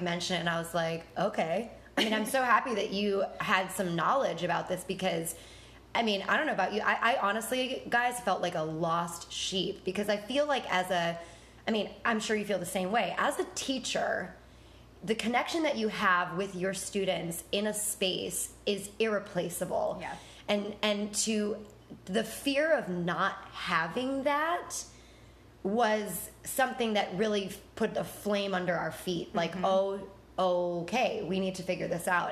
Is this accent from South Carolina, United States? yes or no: no; Buffalo, New York, United States; moved away as an adult; I'm from Buffalo